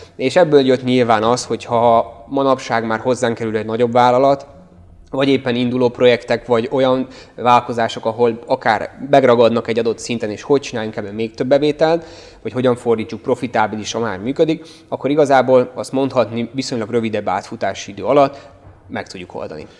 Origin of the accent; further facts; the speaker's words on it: Hungary; moved away as an adult; now in Budapest, Hungary; Én egyébként vidékről származom